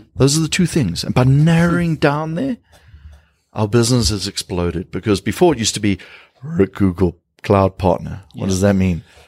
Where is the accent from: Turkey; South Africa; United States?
South Africa